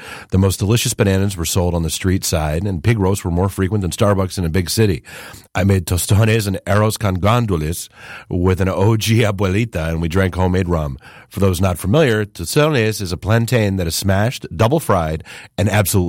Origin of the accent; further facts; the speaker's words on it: Chicago, Illinois, United States; Growing up in Chicago, less than 15 minutes from Humboldt Park, I was no stranger to Puerto Rican food.